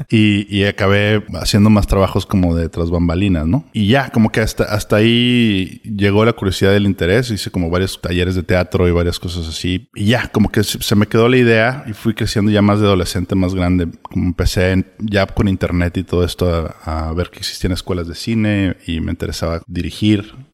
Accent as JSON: {"language": "Spanish", "town": "Monterrey", "region": "Nuevo León", "country": "Mexico", "moved": "as an adult", "lives_now": "Los Angeles, United States", "said": "Soy de Monterrey, sí."}